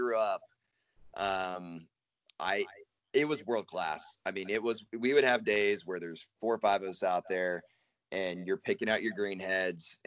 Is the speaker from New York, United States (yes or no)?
no; Northeast Texas, United States; now in Montana, United States; I grew up in Northeast Texas